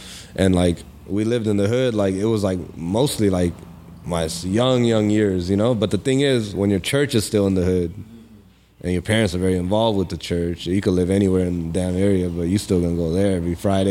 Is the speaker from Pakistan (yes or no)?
yes; Pakistan; now in United States; even though I'm from Pakistan, but like even Pakistani people don't even know half the time that I'm from Pakistan, because I'm so like in tune with the Cali lifestyle, the LA people.